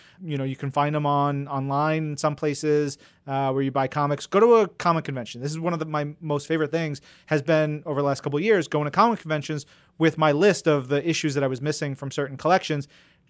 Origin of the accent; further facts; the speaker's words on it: New York, United States; just like both of us growing up on Long Island, being about a year apart